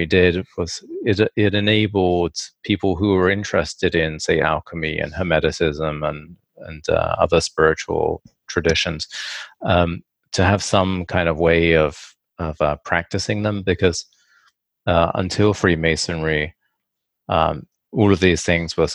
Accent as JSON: {"language": "English", "region": "England", "country": "United Kingdom", "tie": "born or raised there", "said": "when I was a child, I grew up in England"}